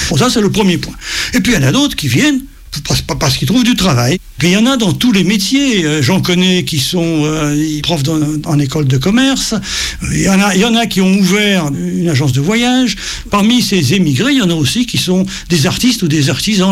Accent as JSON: {"language": "French", "town": "Paris", "region": "Île-de-France", "country": "France", "tie": "born or raised there", "said": "je suis né en 46. Je suis né à Paris, donc mes deux parents étaient nés en Russie"}